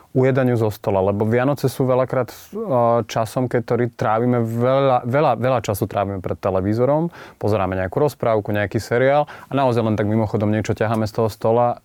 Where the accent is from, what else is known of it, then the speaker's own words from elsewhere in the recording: central Slovakia, Slovakia; som zo stredného Slovenska.